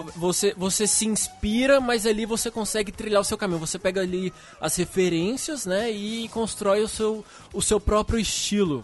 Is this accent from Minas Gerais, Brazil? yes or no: yes; Uberlândia, Minas Gerais, Brazil; moved away as an adult; now in São Paulo, Brazil; Eu sou de Uberlândia, Minas, Minas Gerais